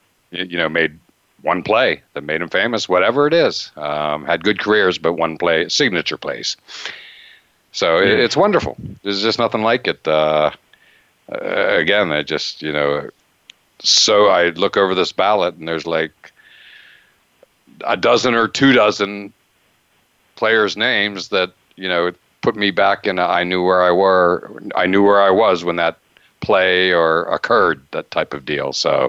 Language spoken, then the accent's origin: English; near Penn State, Pennsylvania, United States; I grew up near Penn State